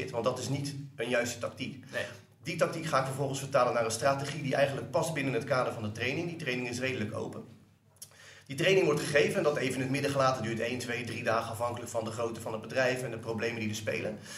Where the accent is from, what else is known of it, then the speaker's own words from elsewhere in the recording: Delft, South Holland, Netherlands; now in Rotterdam, Netherlands; Ik kom oorspronkelijk uit Delft. ik woon en werk nu in Rotterdam.